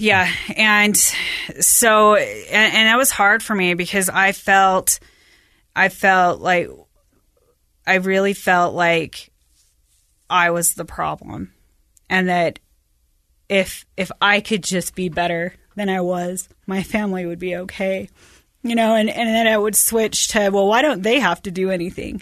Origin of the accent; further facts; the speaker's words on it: West Valley / Bountiful, Salt Lake area, Utah, United States; at the end of sixth grade, my parents decided that we were gonna move to Bountiful and, and to the top of the hill in Bountiful